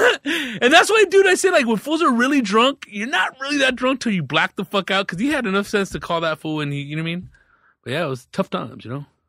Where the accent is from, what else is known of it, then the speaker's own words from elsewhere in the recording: Riverside, California, United States; I grew up in Riverside